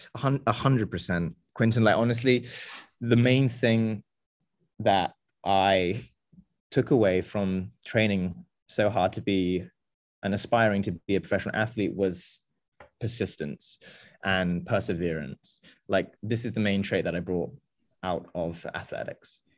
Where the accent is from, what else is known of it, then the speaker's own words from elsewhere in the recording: England, United Kingdom; also born or lived in France / United States / Indonesia; now in Berlin, Germany; I was born and raised in England